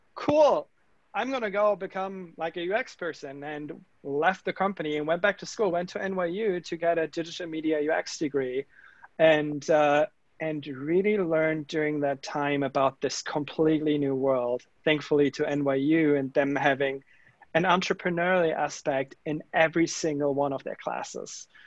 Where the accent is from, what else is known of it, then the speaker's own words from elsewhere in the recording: Germany; accent: German; English is a second language; moved away; you guys might hear from my accent and you know giving it all away like uh, i am that german engineer that I grew up in germany in small town